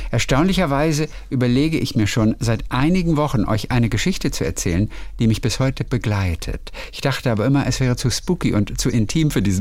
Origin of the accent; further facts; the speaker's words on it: Northern Germany, Germany; ich als Norddeutscher sag dir ganz ehrlich, dass ich da gerade ein bisschen überfragt